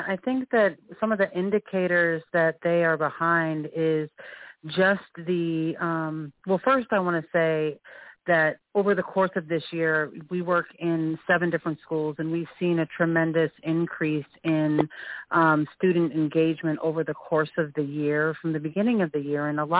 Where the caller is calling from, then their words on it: Seattle, Washington, United States; I'm calling from Seattle, Executive Director of Education for Technology Access Foundation.